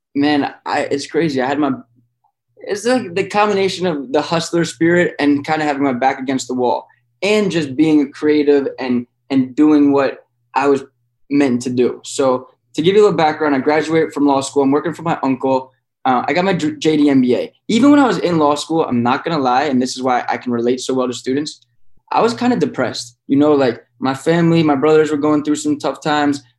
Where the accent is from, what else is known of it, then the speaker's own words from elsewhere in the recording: Philadelphia, Pennsylvania, United States; also born or lived in Miami, Florida; when I was young, I moved from Miami to Philadelphia that's where I grew up